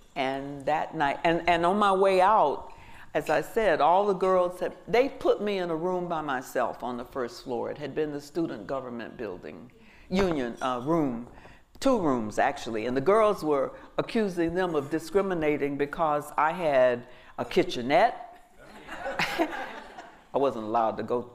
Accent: Georgia, United States; I grew up again in Georgia.

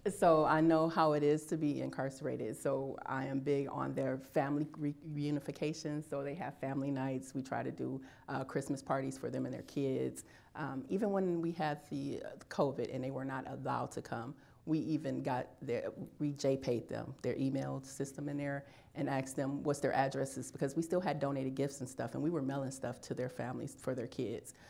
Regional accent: Illinois, United States; moved away as an adult; I am from Illinois. I decided to stay here after I was released.

